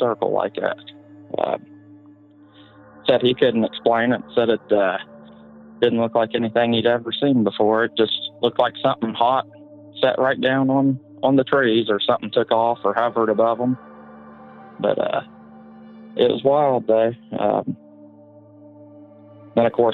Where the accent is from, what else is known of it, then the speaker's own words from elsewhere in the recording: West Virginia, United States; I'm calling from West Virginia